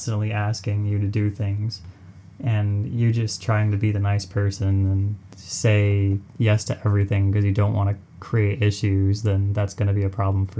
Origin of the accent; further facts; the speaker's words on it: United States; I'm from America